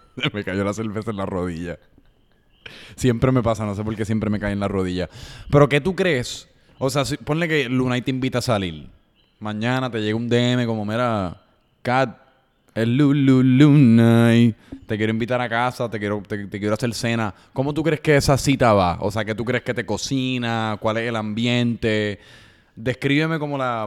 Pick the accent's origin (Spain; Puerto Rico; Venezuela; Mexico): Puerto Rico; soy de Puerto Rico, si estoy en los Estados Unidos